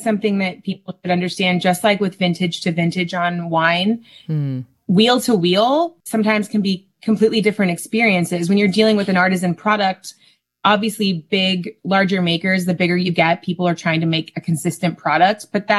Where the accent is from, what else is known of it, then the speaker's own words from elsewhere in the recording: California, United States; growing up in California where it's 70 degrees year round